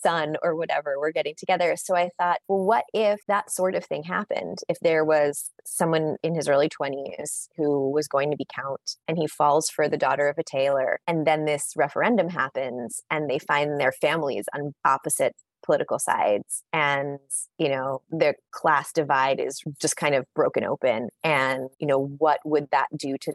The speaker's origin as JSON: {"language": "English", "country": "United States", "said": "I'm an American author"}